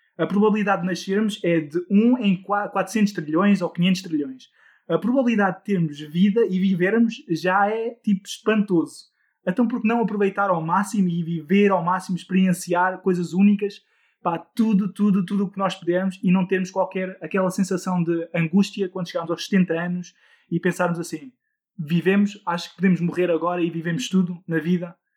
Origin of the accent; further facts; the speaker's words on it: Netherlands; eu também sou de um país nórdico, eu sou da Holanda, uh, é por isso o meu nome estrangeiro